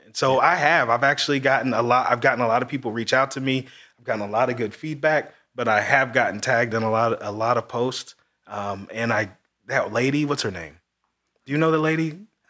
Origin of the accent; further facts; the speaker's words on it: Marion, Indiana, United States; my hometown of Marion.